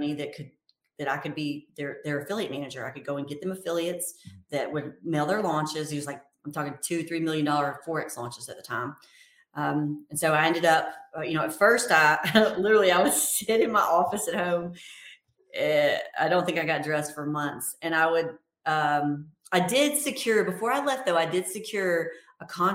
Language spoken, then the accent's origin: English; Mobile, Alabama, United States; my hometown. I'm from Mobile, Alabama